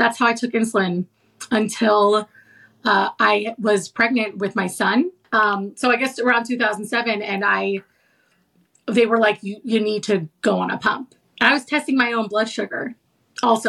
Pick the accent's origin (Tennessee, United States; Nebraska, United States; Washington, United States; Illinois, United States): Washington, United States; Seattle; moved away as an adult; also born or lived in New York; I'm from Seattle. I went back to Seattle with my mom